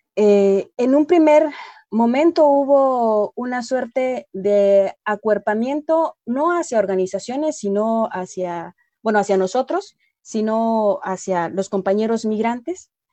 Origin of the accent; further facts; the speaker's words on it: Mexico; como mexicana